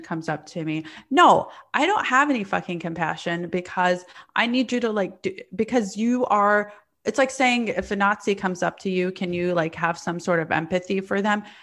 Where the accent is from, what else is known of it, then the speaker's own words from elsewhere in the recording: the South, Alabama, United States; also born or lived in Palestine; now in New York, United States; I grew up in the South